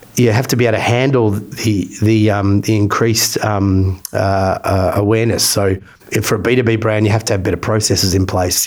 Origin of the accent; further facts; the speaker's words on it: Australia; I'm Australian